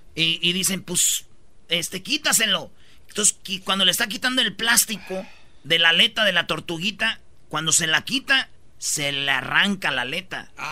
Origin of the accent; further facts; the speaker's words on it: Michoacán, Mexico; como yo soy de Michoacán, somos de familia grande